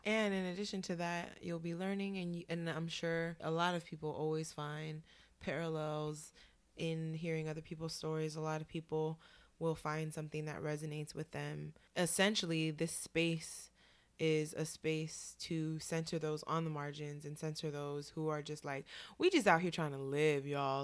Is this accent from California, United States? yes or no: yes; Oakland, California, United States; moved away as an adult; now in New York, United States; I hail from Oakland, California, but I've been living in New York for the past six years here in Harlem.